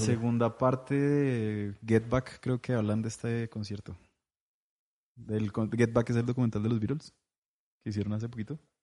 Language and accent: Spanish; Popayán, Cauca, Colombia; now in Bogotá, Colombia; yo crecí en Popayán